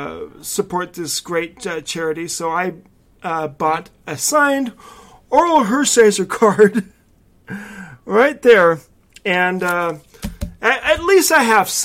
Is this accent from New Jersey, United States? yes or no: no; California, United States; accent: California; my California accent